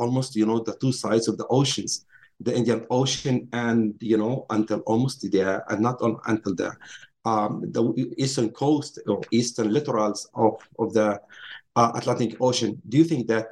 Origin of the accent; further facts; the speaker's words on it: Nazareth, Northern District, Israel; also born or lived in Haifa, Israel / Princeton, United States; I grew up in Nazareth, Palestine, Israel today